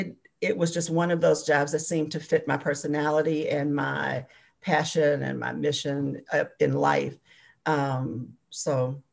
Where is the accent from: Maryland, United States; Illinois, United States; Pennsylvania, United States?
Illinois, United States; Chicago; moved away as an adult; also born or lived in Arkansas; now in Bloomington, United States; I am originally from Chicago. Well, I was raised in Chicago. I was born in Arkansas, but I was pretty much raised in Chicago. And I came to Bloomington a little over 20 years ago, probably about 22 years ago, as a trailing spouse.